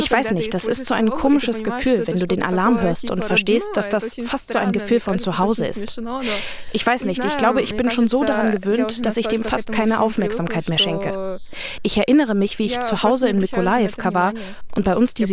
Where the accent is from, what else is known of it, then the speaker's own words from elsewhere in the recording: Mykolaivka, Ukraine; Kuneweide erinnert mich sehr an meine Heimatstadt. Die Lage unseres Hauses ist auch ähnlich. Denn in Mykolaiivka habe ich in der Nähe der Feuerwehr gewohnt.